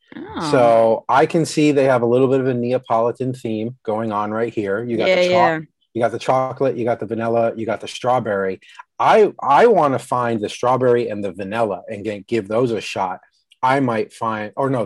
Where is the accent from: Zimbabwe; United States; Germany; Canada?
United States; New York/New Jersey border, East Coast; moved away; I grew up on the East Coast